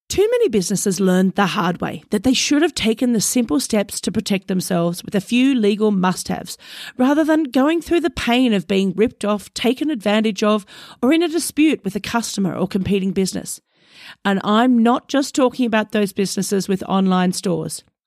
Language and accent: English; Australia; an Australian myself